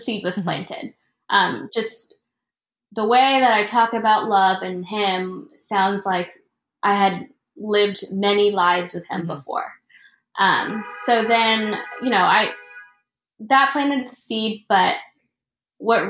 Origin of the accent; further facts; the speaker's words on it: Florida, United States; moved away as an adult; also born or lived in Philippines; now in New York, United States; I was born in the Philippines and I grew up in Florida, and I'm only in New York because of school